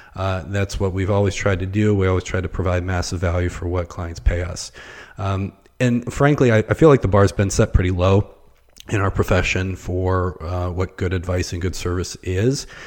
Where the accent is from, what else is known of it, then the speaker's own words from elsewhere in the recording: Pittsburgh, Pennsylvania, United States; moved away as an adult; also born or lived in Northeast Ohio; now in Akron, United States; I was born and raised near Pittsburgh. I was actually, uh, on the north side of town